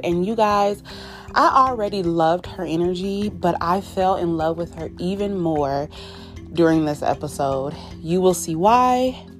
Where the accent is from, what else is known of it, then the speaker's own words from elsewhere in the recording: California, United States; she works in the Bay Area, and I am from the Bay Area.